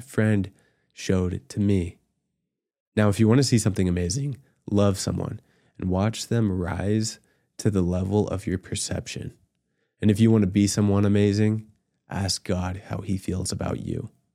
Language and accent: English; Utah, United States; also born or lived in Virginia / Scotland / Ireland; I was born in Virginia, raised in Utah, and served in Scotland and Ireland.